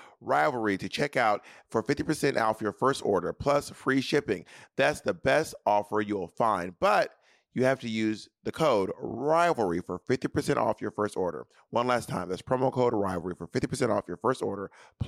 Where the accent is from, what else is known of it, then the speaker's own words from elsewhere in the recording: the South, United States; I am from the South